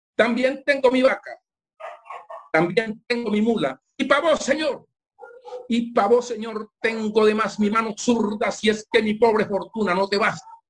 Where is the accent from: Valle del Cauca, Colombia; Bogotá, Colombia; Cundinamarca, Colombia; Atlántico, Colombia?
Atlántico, Colombia; Barranquilla; also born or lived in Zapatoso; now in Caracolí, Colombia; Yo siempre he vivido en Barranquilla. Yo soy de pueblo de Zapatoso, un corregimiento